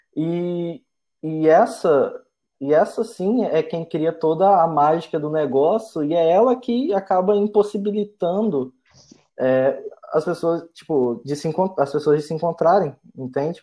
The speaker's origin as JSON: {"language": "Portuguese", "town": "Linhares", "region": "Espírito Santo", "country": "Brazil", "also_born_or_lived": "Vitória, Brazil", "moved": "as an adult", "said": "eu sou do interior do estado, né? Eu sou de Linhares, é, interior do Espírito Santo"}